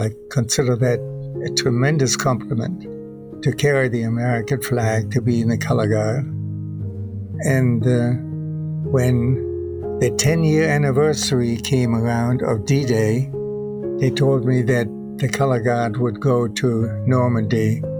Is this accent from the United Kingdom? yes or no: no; Germany; English is a second language; now in United States; I guess they found in my personal records that I was from Germany originally and that I spoke German.